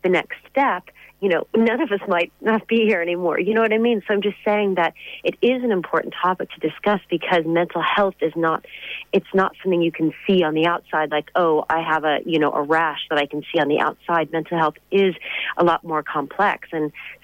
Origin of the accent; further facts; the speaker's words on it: United States; now in Ireland; I'm from America